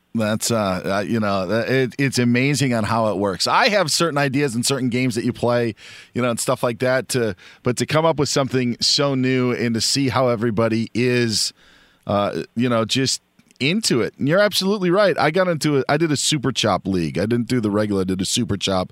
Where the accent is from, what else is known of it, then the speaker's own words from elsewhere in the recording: Wisconsin, United States; growing up in Wisconsin